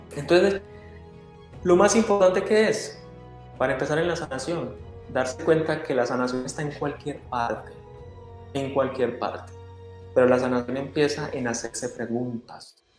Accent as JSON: {"language": "Spanish", "country": "Colombia", "moved": "as an adult", "lives_now": "Canada", "said": "Si yo estoy en Canadá, soy colombiano"}